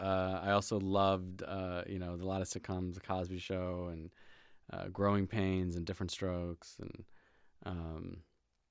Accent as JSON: {"language": "English", "country": "Germany", "tie": "born there", "also_born_or_lived": "Hawaii / Indiana / Virginia / Brussels", "said": "So I was born in Germany to an Ecuadorian father and an English mother, and kind of grew up all sorts of places. Grew up in, I lived in Hawaii and in Indiana, Virginia, back to Germany, Brussels, Belgium, back to Germany"}